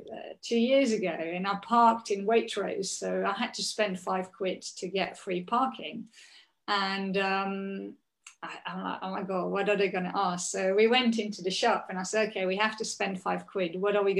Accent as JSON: {"language": "English", "country": "Belgium", "tie": "born or raised there", "moved": "yes", "lives_now": "London, United Kingdom", "said": "I grew up in Belgium."}